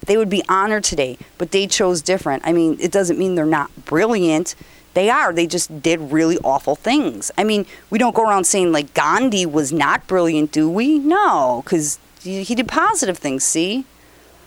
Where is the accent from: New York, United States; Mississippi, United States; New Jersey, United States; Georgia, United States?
New York, United States; I'm from New York